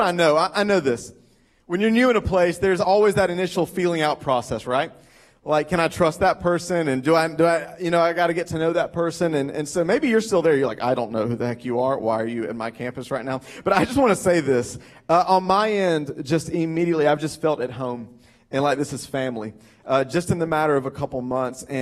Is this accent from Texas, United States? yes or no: no; Greenville, South Carolina, United States; accent: southern; moved away as an adult; also born or lived in Lexington, Kentucky / Atlanta, Georgia; now in Lancaster, United States; We grew up in Greenville, South Carolina, most of my life